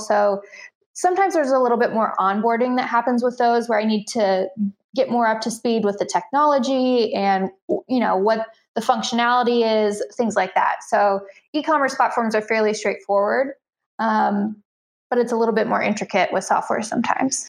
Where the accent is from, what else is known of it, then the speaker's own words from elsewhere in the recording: Central Illinois, United States; I live in Central Illinois, um, uh, part of the Midwest and I'm about 90 minutes from the closest major metropolitan area. So very rural, um, but this is where I'm I'm from originally, so back home